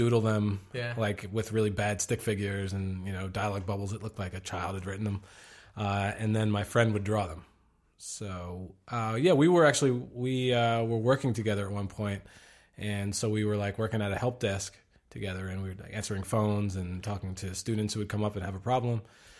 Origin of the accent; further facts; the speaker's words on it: Pennsylvania, United States; also born or lived in New Jersey; I am from Pennsylvania.